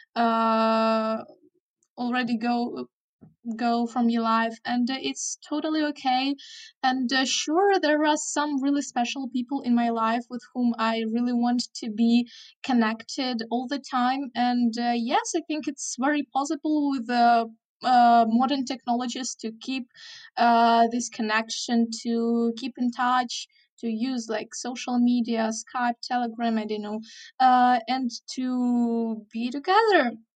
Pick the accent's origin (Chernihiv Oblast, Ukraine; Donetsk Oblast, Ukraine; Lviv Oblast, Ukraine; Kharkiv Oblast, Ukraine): Chernihiv Oblast, Ukraine; Chernihiv; English is a second language; in my hometown, Chernihiv